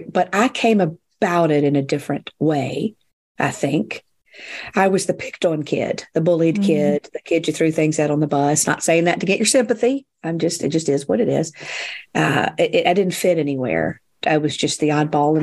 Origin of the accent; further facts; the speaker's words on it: the South, United States; I've always lived in the South